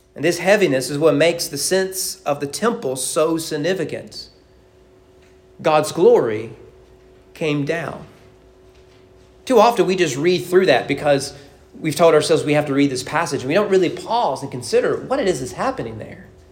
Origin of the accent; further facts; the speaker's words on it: United States; as an American